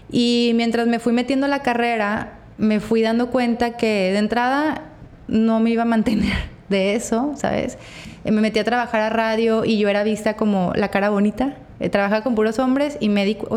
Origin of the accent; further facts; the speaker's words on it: Torreón, Coahuila, Mexico; now in Mazatlán, Mexico; Todavía Torreón, de donde yo vengo, es una sociedad mucho más cerrada que Mazatlán